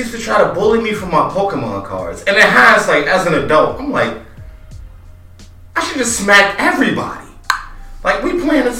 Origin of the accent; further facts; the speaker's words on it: Chicago, Illinois, United States; I'm from North Lawndale.